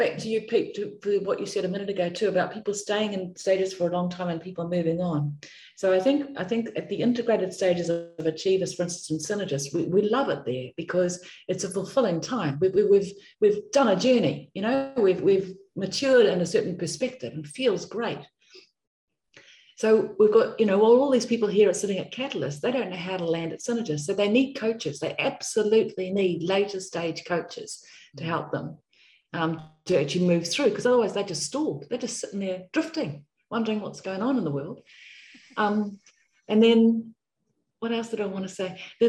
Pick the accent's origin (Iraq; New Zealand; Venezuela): New Zealand; now in Australia; because I come from New Zealand, I've lived most of my life in Australia, I should say